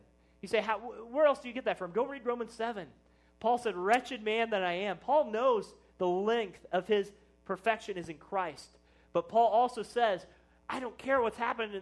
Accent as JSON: {"language": "English", "town": "Plattsburg", "region": "Missouri", "country": "United States", "tie": "born or raised there", "said": "I was from Plattsburgh"}